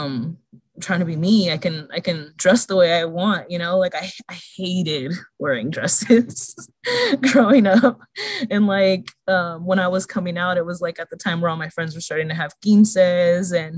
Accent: Stockton, California, United States; I'm from Stockton, and I came out, let me see, in 2004 or 2005. So back then, like growing up in a smaller town

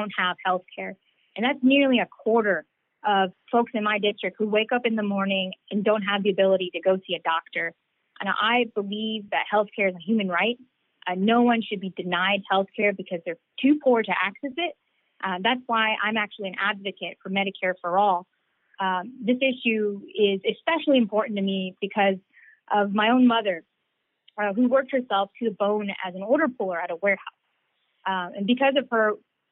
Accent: Norcross, Georgia, United States; also born or lived in Lawrenceville, Georgia; I grew up in Norcross and Lawrenceville, and I've lived the vast majority of my life in this district

